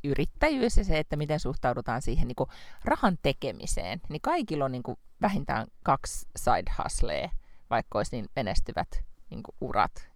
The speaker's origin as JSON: {"language": "Finnish", "town": "Lahti", "region": "Päijät-Häme", "country": "Finland", "moved": "yes", "said": "olen kuitenkin Lahesta kotoisin"}